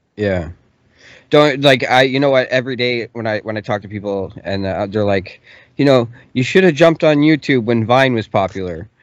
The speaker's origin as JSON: {"language": "English", "country": "Canada", "said": "I'm from Canada"}